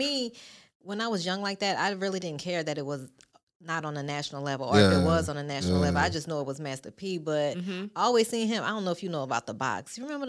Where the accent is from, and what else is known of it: New Orleans, Louisiana, United States; born or raised there